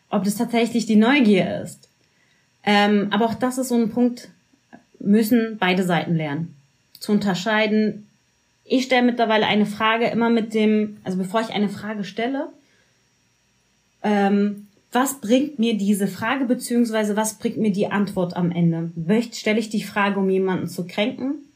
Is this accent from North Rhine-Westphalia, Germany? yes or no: no; Berlin, Germany; Wenn ich sage, ich bin Berlinerin, dann ist das bitte anzunehmen und nicht hinterher und nochmal nachzufragen.